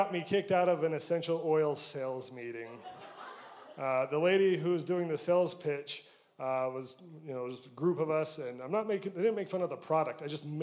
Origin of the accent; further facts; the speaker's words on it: Utah, United States; I'm from Utah, and pretty stereotypical Utah family. Grow up, go on a mission, come home, get married